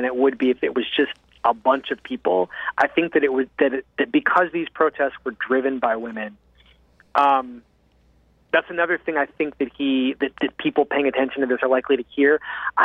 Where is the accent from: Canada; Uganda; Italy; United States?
United States; as an American